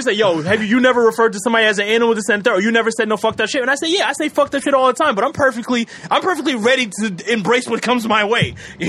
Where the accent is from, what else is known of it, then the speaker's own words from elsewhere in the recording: the South, United States; I grew up in the South. You know what I'm saying?